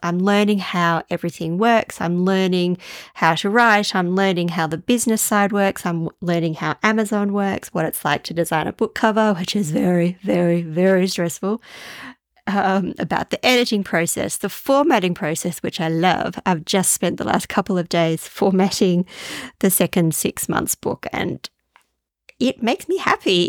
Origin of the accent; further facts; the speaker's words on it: Australia; also born or lived in Denmark; I'm not sure if I could call myself a typical Australian